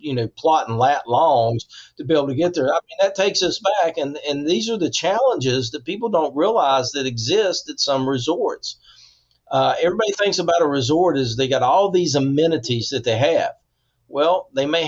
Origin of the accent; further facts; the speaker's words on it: West Virginia, United States; growing up in West Virginia